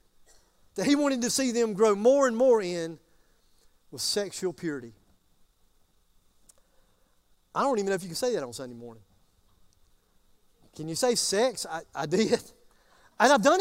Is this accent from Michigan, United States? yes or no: no; Greer, South Carolina, United States; I am from Greer.